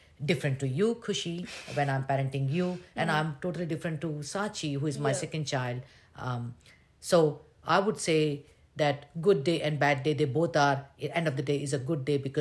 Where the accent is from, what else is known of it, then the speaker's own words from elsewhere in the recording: India; moved away as an adult; I've been born and brought up in India